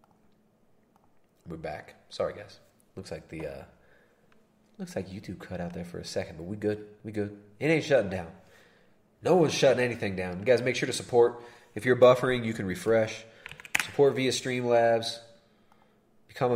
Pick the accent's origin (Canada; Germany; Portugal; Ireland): Canada; Toronto, Ontario; I'm from Toronto